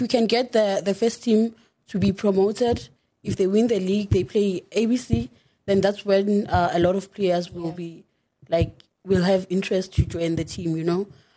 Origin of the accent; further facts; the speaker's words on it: Mbalenhle, Mpumalanga, South Africa; I was born and raised in Mpumalanga, Mbalenhle